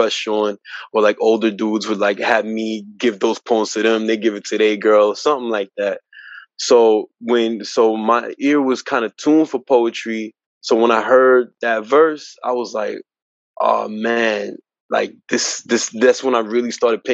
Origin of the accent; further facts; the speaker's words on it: Elizabeth, New Jersey, United States; I'm originally from Elizabeth, New Jersey